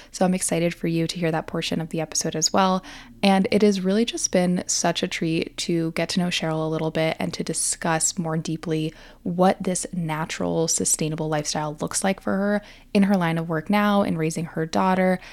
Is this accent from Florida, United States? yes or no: yes; Miami, Florida, United States; I grew up in Miami.